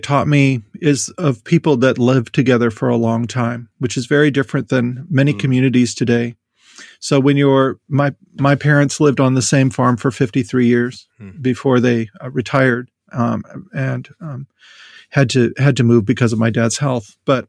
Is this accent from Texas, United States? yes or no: no; North Dakota, United States; I grew up in North Dakota and attended Jamestown College. I grew up in a small rural community.